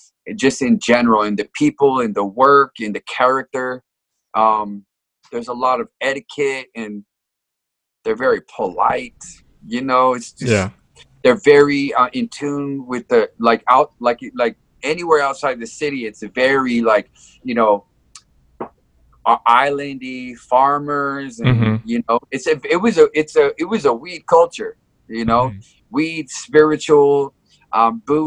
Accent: Samoa; also born or lived in California / Hawaii; now in Japan; I was born in California. I grew up in Samoa

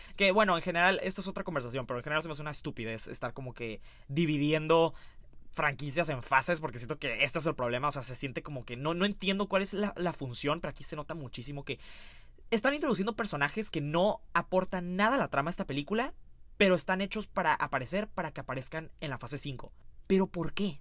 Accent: Mexico; siendo mexicano

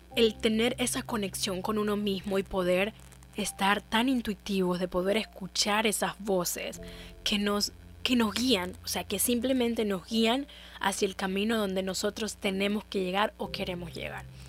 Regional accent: Honduras; me voy a quedar en Honduras voy a quedarme en mi país

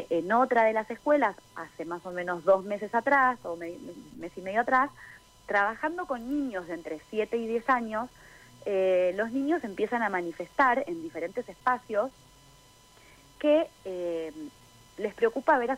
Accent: Buenos Aires, Argentina; now in San Martín de los Andes, Argentina; Eh, bueno, yo estoy viviendo en San Martín de los Andes hace nueve años. Eh, crecí en Buenos Aires y estoy viviendo acá en la Patagonia hace ya nueve años.

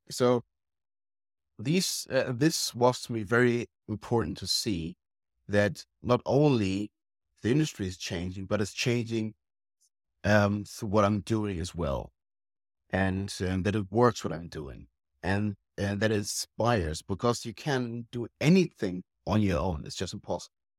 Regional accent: Germany; we Germans

